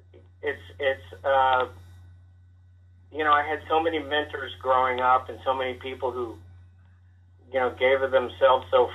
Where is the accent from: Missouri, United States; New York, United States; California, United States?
Missouri, United States; Kansas City; now in Los Angeles, United States; growing up in Kansas City